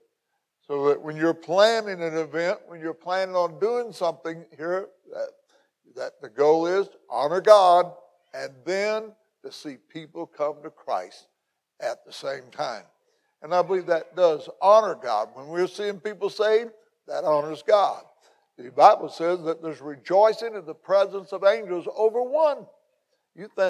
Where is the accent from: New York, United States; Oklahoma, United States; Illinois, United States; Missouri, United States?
Illinois, United States; McLeansboro; also born or lived in North City, Illinois / Belle Rive, Illinois; this is my hometown. Where I was born and raised in McLeansboro